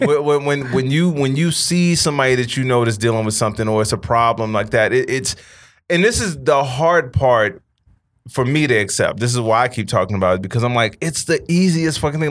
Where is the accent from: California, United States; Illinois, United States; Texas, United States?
Illinois, United States; Chicago; moved away as an adult; now in Los Angeles, United States; when I was growing up in Chicago